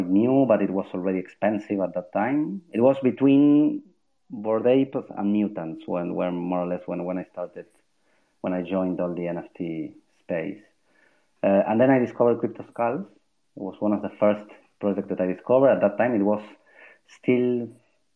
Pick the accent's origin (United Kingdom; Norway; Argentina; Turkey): Argentina; now in Spain; I'm from Argentina, but yes, I'm living in Spain